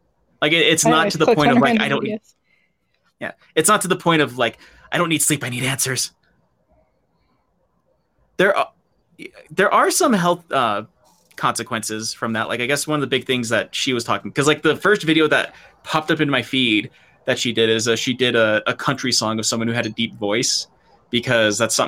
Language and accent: English; Colorado, United States; we're from Colorado